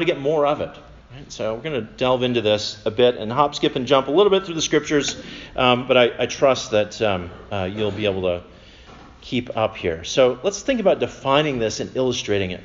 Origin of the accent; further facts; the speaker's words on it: Minnesota, United States; I'm from Minnesota